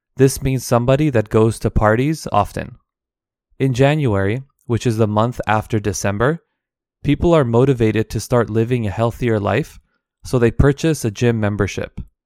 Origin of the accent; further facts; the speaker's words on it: Canada; all of these are my own experiences living and growing up in Canada